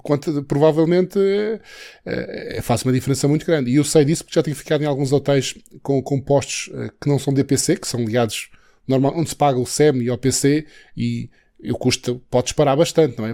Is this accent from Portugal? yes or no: yes; Santana, Madeira, Portugal; Santana é o conselho onde nasci, eh, e Santana exatamente foi onde eu estive na escola preparatória e, e até o nono ano